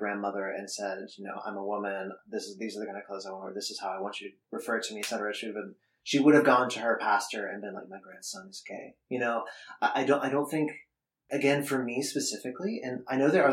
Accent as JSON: {"language": "English", "town": "Austin", "region": "Texas", "country": "United States", "tie": "born or raised there", "moved": "yes", "lives_now": "Berlin, Germany", "said": "I grew up in Austin"}